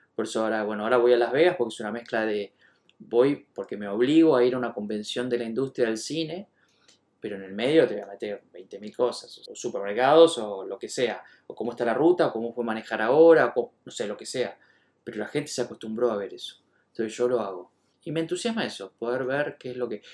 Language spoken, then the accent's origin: Spanish; Buenos Aires, Argentina; soy de Buenos Aires